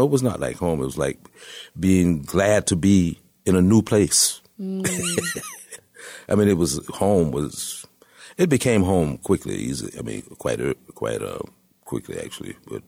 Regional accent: Tampa, Florida, United States; moved away as an adult; also born or lived in Detroit / New York; I come from Tampa

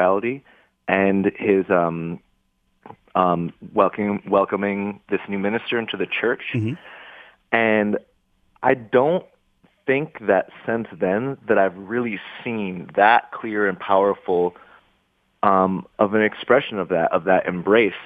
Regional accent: Grosse Pointe, Michigan, United States; now in Detroit, United States; I grew up in Grosse Pointe

